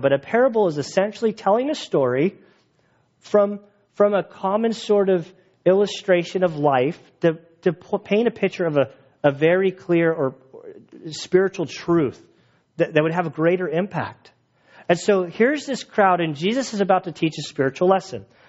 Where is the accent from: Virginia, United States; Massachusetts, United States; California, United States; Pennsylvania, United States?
California, United States; San Diego; now in Valley Center, United States; I grew up in San Diego